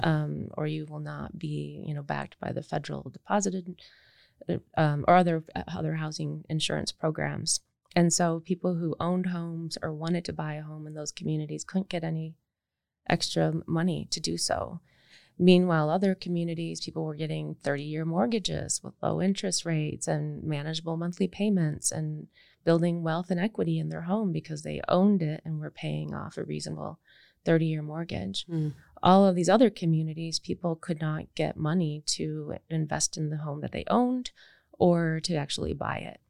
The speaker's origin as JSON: {"language": "English", "region": "Michigan", "country": "United States", "tie": "born or raised there", "said": "I grew up in Michigan in the 70s and 80s"}